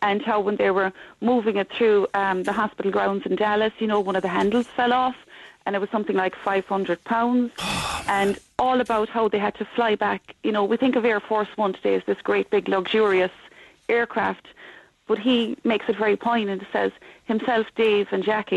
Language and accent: English; Dunmanway, Munster, Ireland; growing up in Dunmanway